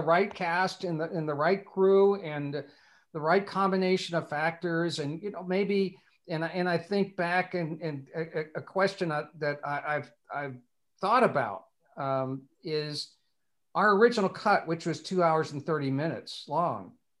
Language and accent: English; Bloomington, Indiana, United States; growing up in Bloomington, we went to the 500 every year